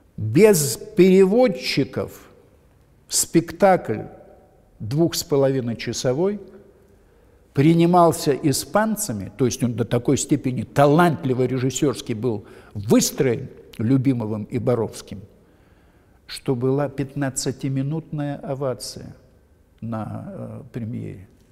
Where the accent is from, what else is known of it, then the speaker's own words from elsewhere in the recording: Odesa, Odesa Oblast, Ukraine; moved away as an adult; now in Moscow, Russia; я одессит